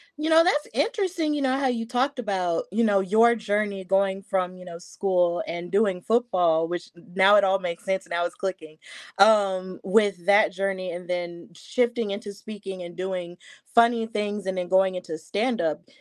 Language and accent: English; Alabama, United States; I'm from Alabama